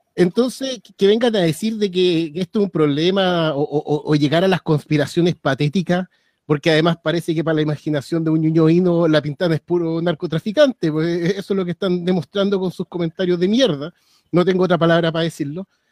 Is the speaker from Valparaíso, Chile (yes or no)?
no; Maipú, Santiago Metropolitan Region, Chile; Yo soy de Maipú, acá, al lado de la villa